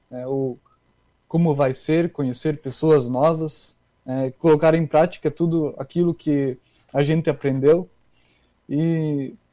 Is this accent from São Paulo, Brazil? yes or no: no; Cândido Godói, Rio Grande do Sul, Brazil; moved away as an adult; now in Canoas, Brazil; eu sou da região das Missões, né, perto de Santa Rosa, perto lá da, da cidade do Christian Prive. Só que a cidade é Cândido Godói, né, é uma cidade pequena, 5 mil habitantes.